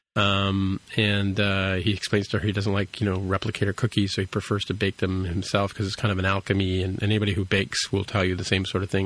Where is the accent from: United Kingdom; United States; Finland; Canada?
Canada; accent: Canadian; my Canadian accent